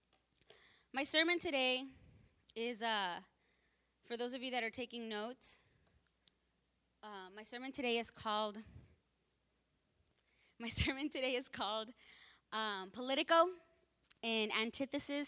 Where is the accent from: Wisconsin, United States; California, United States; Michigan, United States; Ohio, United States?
California, United States; Los Angeles; I was born here in Martin Luther King Hospital off the 105. So I was born there